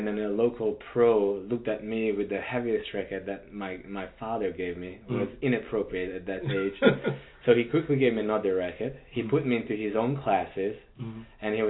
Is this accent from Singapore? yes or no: no; Budapest, Hungary; moved away as an adult; As you know, I'm from Budapest, Hungary. I grew up in Europe